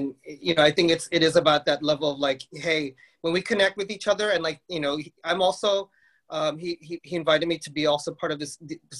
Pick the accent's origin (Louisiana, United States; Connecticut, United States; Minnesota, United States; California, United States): California, United States; Palm Springs; moved away as an adult; also born or lived in New York City; I live here in Palm Springs. I was born and raised in Palm Springs